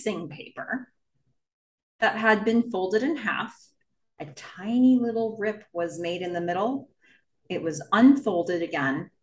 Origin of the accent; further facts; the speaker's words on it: Nassau County, Long Island, New York, United States; I grew up on Long Island, and I was on the west part of like Nassau County, the west part of Long Island